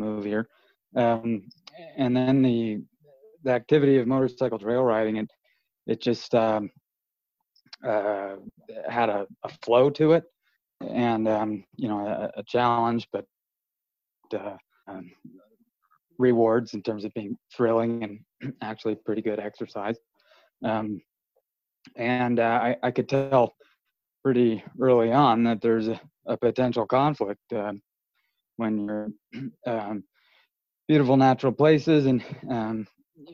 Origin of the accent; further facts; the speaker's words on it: New Jersey, United States; moved away as an adult; also born or lived in Colorado; now in Moab, United States; my first 18 years growing up in Jersey